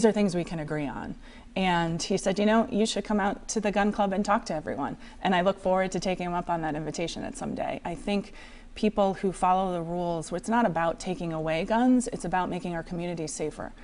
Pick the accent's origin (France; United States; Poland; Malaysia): United States; Cranston, Rhode Island; now in Warwick, United States; I grew up in the district. I grew up in Cranston. I live in Warwick now.